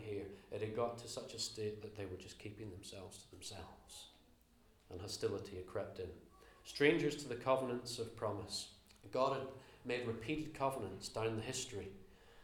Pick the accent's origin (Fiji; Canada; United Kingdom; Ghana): United Kingdom; Northern Ireland; accent: slightly Northern Irish; moved away; also born or lived in Belfast; I grew up in Northern Ireland, as you can tell from my slightly Northern Irish accent these days